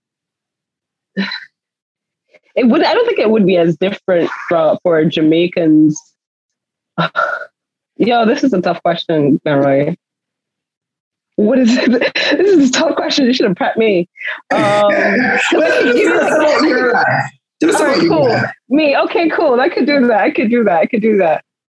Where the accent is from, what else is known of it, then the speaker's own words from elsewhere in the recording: Barbados; accent: Barbadian; Barbados accent is, like, literally out there. Like, like literally as far east as we are, so is our accent